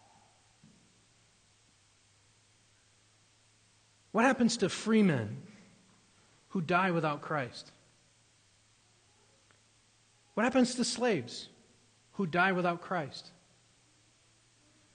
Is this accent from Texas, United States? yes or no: no; New Hampshire, United States; moved away; I grew up in New Hampshire